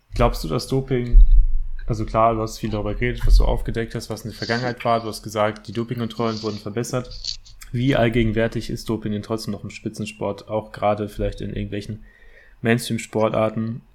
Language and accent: German; Bochum, North Rhine-Westphalia, Germany; also ich komme auch aus Bochum, also aus der Nähe von Herne äh, auch aus dem Ruhrgebiet